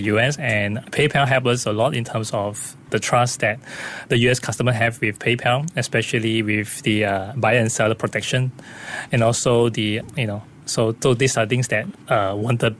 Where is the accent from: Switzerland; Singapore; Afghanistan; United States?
Singapore; we are from Singapore.